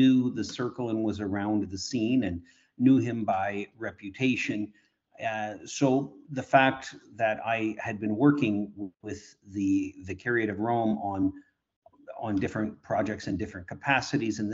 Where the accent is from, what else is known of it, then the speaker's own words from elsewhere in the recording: Kitchener, Ontario, Canada; I was born in Kitchener, Ontario.